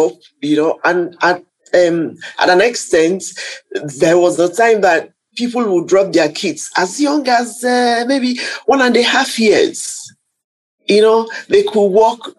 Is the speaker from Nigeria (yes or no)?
yes; Nigeria; being a Nigerian